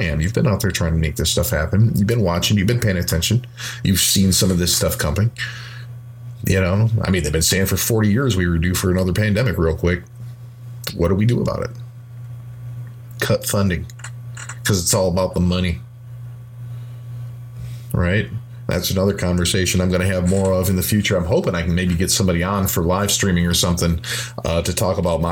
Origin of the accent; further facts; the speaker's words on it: Midwest, United States; I'm from the Midwest, and I'm a musician